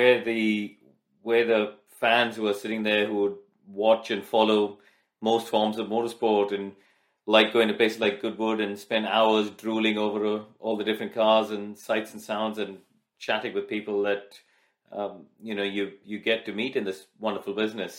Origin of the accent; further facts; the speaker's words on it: India; moved away; I grew up, I was born and raised in India.